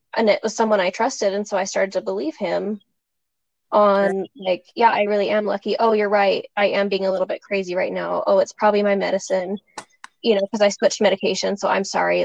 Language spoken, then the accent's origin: English; Springville, Utah, United States; I grew up in Springville, Utah